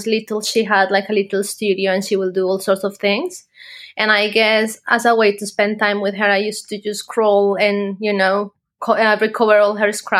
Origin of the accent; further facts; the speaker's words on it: Colombia; moved away as an adult; now in United Kingdom; So I am from Colombia originally. I live now in the UK. I've lived here for the last 8 years